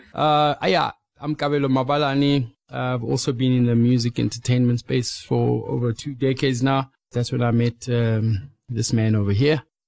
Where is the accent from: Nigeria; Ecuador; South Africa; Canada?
South Africa; growing up in South Africa, uh, you know, over the past two decades